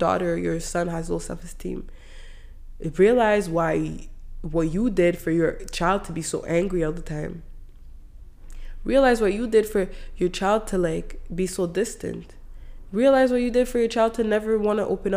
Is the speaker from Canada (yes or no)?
yes; Canada; I grew up in Canada